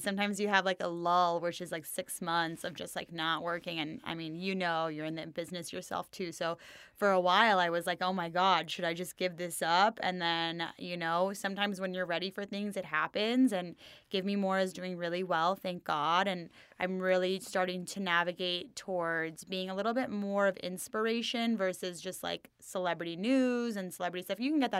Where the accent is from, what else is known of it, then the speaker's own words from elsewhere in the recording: Los Angeles, California, United States; LA born and bred, baby.